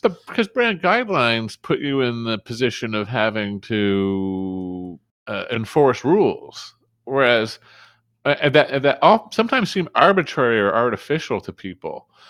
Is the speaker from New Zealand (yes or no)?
no; Canada; being Canadian